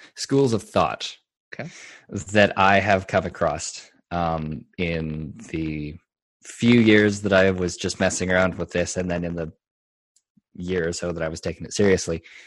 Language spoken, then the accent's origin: English; Colorado, United States; moved away as an adult; also born or lived in Texas; it's my home state